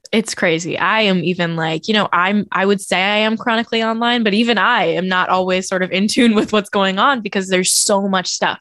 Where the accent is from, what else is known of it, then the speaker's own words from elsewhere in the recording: Oakland, California, United States; moved away as an adult; also born or lived in Brooklyn; my entire childhood. I moved to Brooklyn when I was nineteen years old. So I was in Oakland for nineteen years